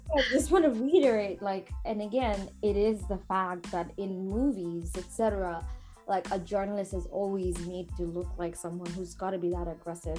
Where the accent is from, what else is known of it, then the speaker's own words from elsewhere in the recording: Bangladesh; now in New York, United States; when I was growing up in Bangladesh